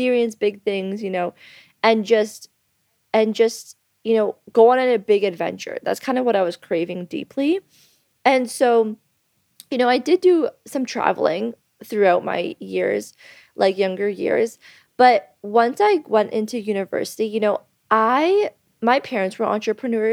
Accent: Thornbury, Ontario, Canada; now in Bali, Indonesia; I'm from Canada. I'm from actually a really small town in Canada. Shout out to Thornbury, Ontario

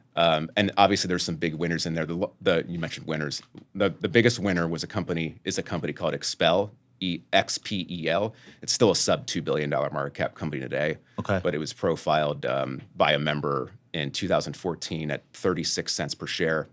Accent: Lancaster, Pennsylvania, United States; I'm from Lancaster, three hour train ride or bus ride away

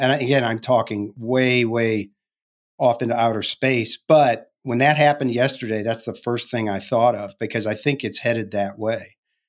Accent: St. Louis, Missouri, United States; I grew up in St. Louis. I know all about that.

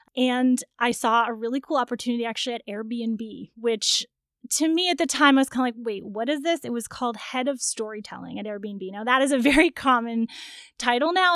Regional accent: Toronto, Ontario, Canada; I'm from Toronto

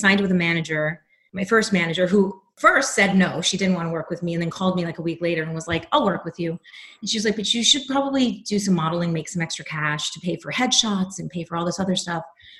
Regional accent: New York City, New York, United States; moved away; I am from New York City, born and raised.

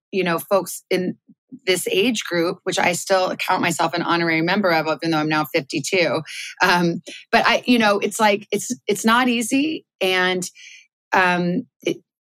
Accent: Tucson, Arizona, United States; moved away as an adult; also born or lived in Melbourne, Australia / New York; I grew up in Tucson, Arizona.

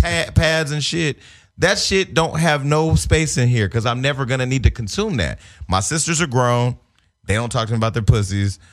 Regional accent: Northern California, United States; I'm from Northern California, home of the boosters.

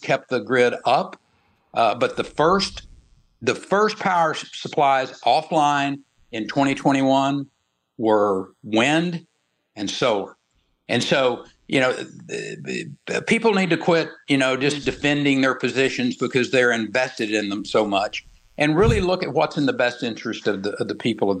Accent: Texas, United States; my home state that I dearly love. I was a big proponent of bringing wind energy into the state of Texas

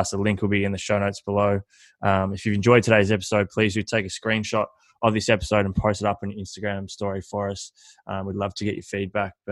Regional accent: Horsham, Victoria, Australia; I, so I grew up playing basketball in Horsham.

